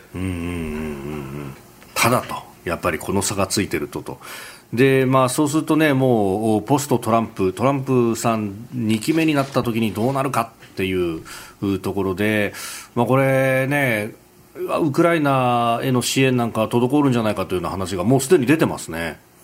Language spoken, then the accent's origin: Japanese; Yokosuka, Kanagawa, Japan; also born or lived in Yokohama; 私横須賀生まれ横須賀育ち大学は横浜でありました